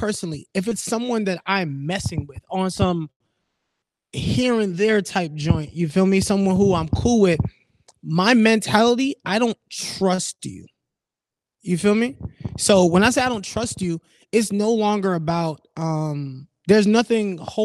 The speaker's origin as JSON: {"language": "English", "town": "New York City", "region": "New York", "country": "United States", "said": "I'm from Brooklyn"}